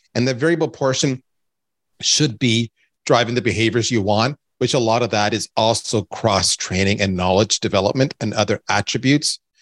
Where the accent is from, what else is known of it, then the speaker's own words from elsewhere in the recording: Canada; I'm Canadian